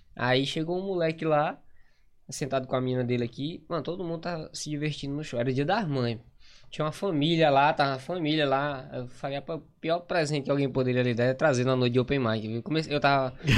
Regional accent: Maranhão, Brazil; accent: nordestino; moved away as an adult; also born or lived in Grajaú; now in Manaus, Brazil; sou do Maranhão, moro em Manaus há três anos

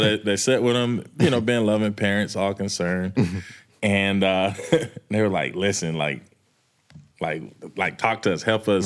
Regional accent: Manchester, Georgia, United States; moved away as an adult; also born or lived in the South / New York; I'm from Manchester

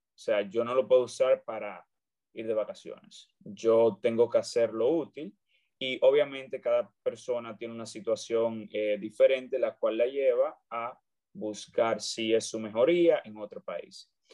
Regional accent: Dominican Republic; moved away as an adult; also born or lived in Santiago, Dominican Republic; now in United States; yo soy dominicano, orgullosamente dominicano. Estudié en Santiago, República Dominicana

